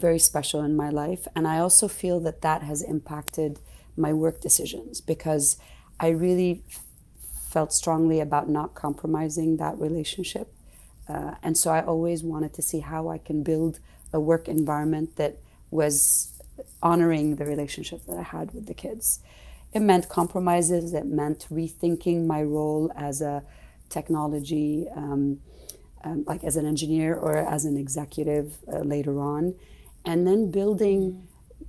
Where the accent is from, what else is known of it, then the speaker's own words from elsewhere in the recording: Saudi Arabia; growing up in Saudi, I wanted to become a doctor